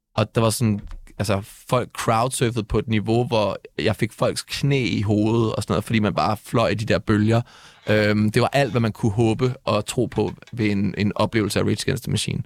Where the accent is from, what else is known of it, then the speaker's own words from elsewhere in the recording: Næstved, Zealand, Denmark; now in Copenhagen, Denmark; jeg kommer oprindeligt fra Næstved